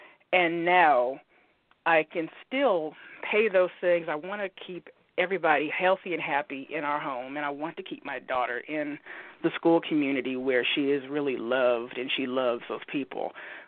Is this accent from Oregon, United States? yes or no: yes; Oregon, United States